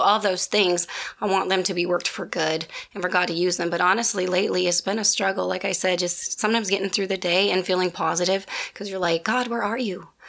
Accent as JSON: {"language": "English", "region": "Midwest", "country": "United States", "moved": "yes", "said": "I was from the Midwest"}